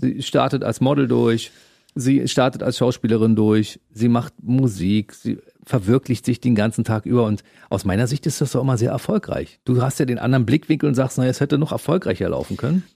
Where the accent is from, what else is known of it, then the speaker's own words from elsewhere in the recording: East Germany, Germany; Ich bin im Osten aufgewachsen